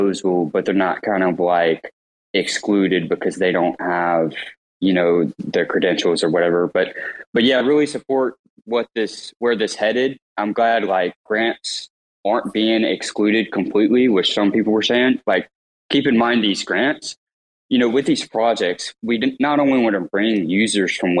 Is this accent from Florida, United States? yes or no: no; Mississippi, United States; I'm from Mississippi, no college degree